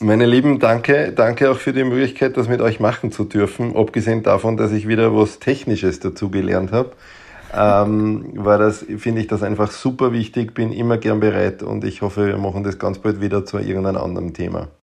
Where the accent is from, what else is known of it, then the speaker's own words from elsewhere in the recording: Waldviertel, Lower Austria, Austria; now in Vienna, Austria; ich bin natürlich in Wienhaus und ähm, wir haben halt eine hohe Dichte an Kinderärzten. Ich komme aber aus dem, aus dem Grenze-Wein-Waldviertel